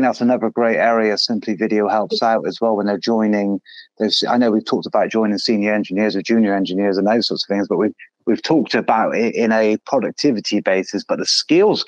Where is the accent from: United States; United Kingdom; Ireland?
United Kingdom; Being British